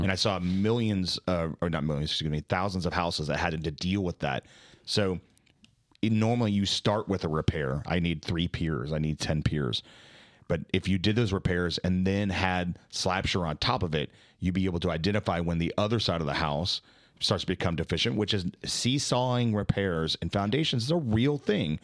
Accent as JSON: {"language": "English", "town": "Dallas", "region": "Texas", "country": "United States", "said": "I'm from Dallas"}